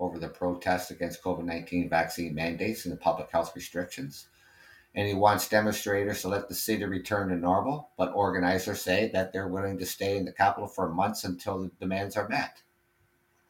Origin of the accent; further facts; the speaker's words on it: Ontario, Canada; being Canadian, lived here all my life, obviously, born and raised in Ontario